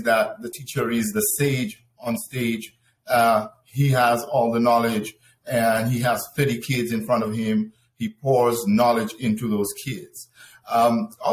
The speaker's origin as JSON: {"language": "English", "country": "Dominica", "tie": "born or raised there", "also_born_or_lived": "Venezuela", "moved": "as an adult", "lives_now": "United States", "said": "I was born in the Commonwealth of Dominica"}